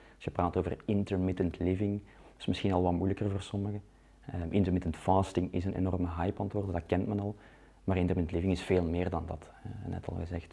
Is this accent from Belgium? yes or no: yes; Leuven, Flanders, Belgium; moved away as an adult; now in Ghent, Belgium; ik ben ook van, van Leuven, ik ben daar opgegroeid